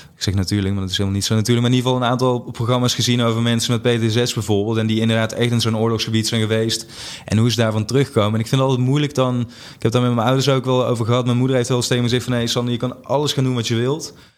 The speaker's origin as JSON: {"language": "Dutch", "region": "Limburg", "country": "Netherlands", "tie": "born or raised there", "moved": "yes", "said": "ik, ik, ben in Limburg opgegroeid, dus ook heel anders dan waar ik nu eh, me begeef."}